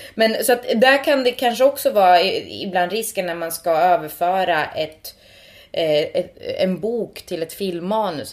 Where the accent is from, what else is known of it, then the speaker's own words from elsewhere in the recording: Sweden; first language Finnish; Swedish is a second language; jag då är född och uppvuxen i Sverige